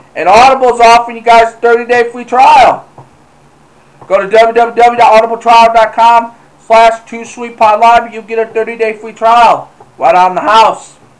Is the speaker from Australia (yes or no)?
no; Michigan, United States; my hometown here in Michigan.